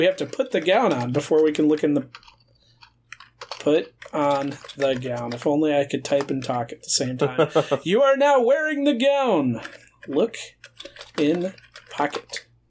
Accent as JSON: {"language": "English", "country": "United Kingdom", "said": "That's because we're British. There was a wash basin."}